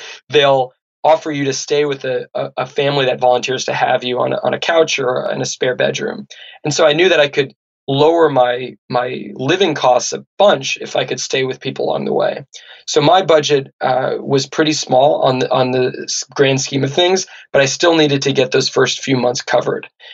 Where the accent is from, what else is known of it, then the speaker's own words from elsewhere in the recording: Santa Barbara, California, United States; where I grew up in Santa Barbara